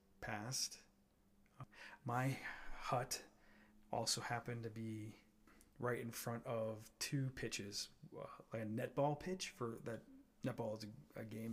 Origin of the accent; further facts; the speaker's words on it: Piedmont, Missouri, United States; also born or lived in Wisconsin; this transfer from Wisconsin to Missouri so that my dad can open up his first McDonald's restaurant. And so we went from being relatively obscure to sort of being the big fish in Piedmont, Missouri